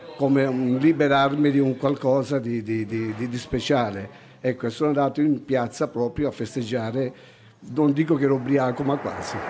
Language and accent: Italian; Alcamo, Sicily, Italy; now in Milan, Italy; al mio paese, che si chiama Alcamo, in provincia di Trapani